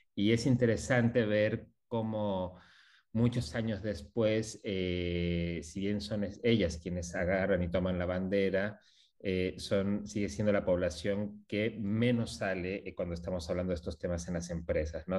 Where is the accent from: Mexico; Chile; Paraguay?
Mexico; now in Buenos Aires, Argentina; soy mexicano, hace también muchos años viviendo acá en Argentina